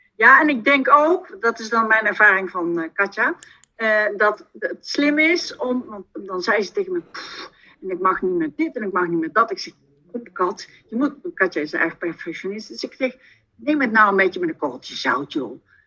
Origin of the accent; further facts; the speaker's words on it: southern Netherlands, Netherlands; accent: soft G; Ik woon in het zuiden van het land, vandaar mijn zachte G.